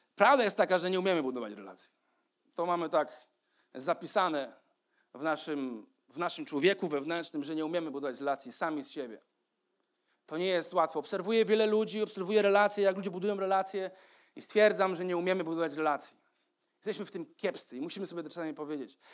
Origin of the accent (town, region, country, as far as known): Poland